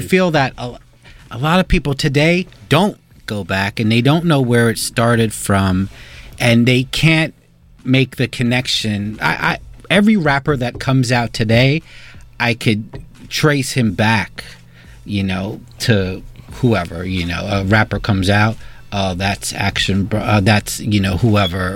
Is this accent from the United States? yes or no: yes; New York, United States; I'm a New Yorker. I rep for New York